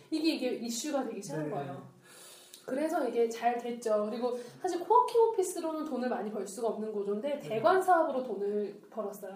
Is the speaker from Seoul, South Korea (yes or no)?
yes; Seoul, South Korea; 저희 집 잠실이었거든요. 쭉 잠실 살았는데